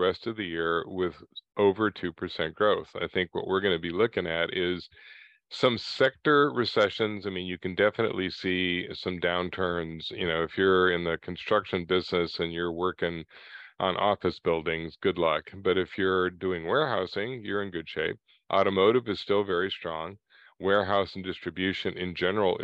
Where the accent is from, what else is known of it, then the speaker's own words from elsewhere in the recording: United States; We are very different from Europe and Japan.